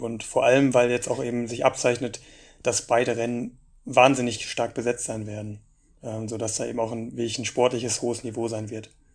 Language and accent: German; Germany; bei uns in Deutschland